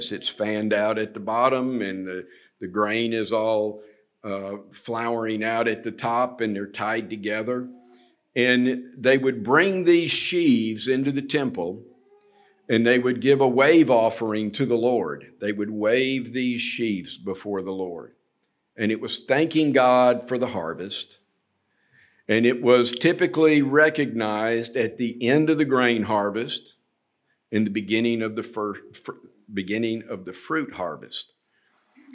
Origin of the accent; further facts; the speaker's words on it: United States; moved away as an adult; I'm from America